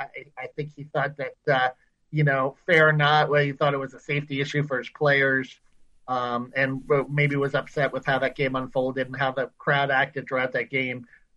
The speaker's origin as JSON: {"language": "English", "town": "New York City", "region": "New York", "country": "United States", "tie": "born or raised there", "said": "Yeah, well, I was born in Queens"}